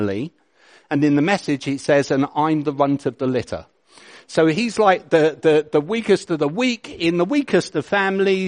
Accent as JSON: {"language": "English", "region": "England", "country": "United Kingdom", "said": "I'm English"}